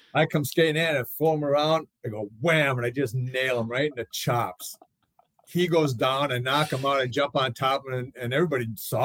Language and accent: English; Saint Paul, Minnesota, United States; moved away; I grew up in Twin Cities in St. Paul.